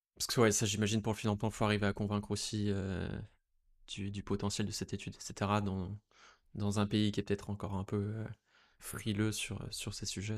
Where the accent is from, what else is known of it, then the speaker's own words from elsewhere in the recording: France; en tant que Français, euh, né en France